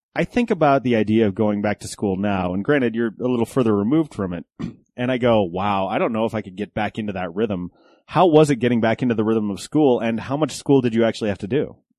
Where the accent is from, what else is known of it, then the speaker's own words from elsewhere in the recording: Golden, Colorado, United States; I grew up in Golden, so just west of of the city